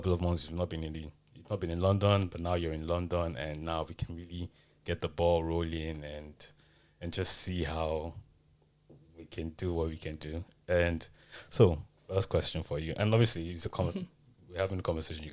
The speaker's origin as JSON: {"language": "English", "country": "Nigeria", "moved": "as an adult", "lives_now": "United Kingdom", "said": "I'm also Nigerian. My journey is from Nigeria. I came into the UK to study, and now I live and work here."}